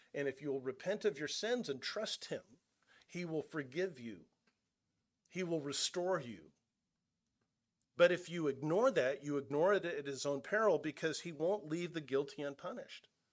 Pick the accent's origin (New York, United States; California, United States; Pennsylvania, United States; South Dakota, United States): California, United States; moved away; I'm originally from California. I'm not from Nebraska